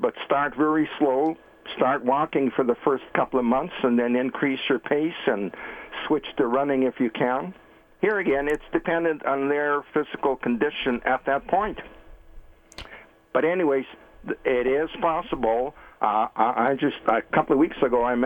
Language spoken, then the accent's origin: English; Manitoba, Canada; moved away; I was living in Manitoba at the time because I was born and raised in Manitoba